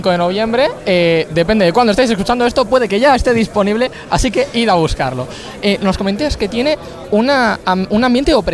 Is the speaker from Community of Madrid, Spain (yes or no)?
no; Barcelona, Catalonia, Spain; Somos de Barcelona.